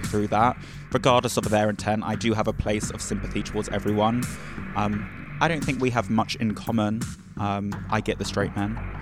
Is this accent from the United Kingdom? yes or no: yes; England, United Kingdom; I'm also from England.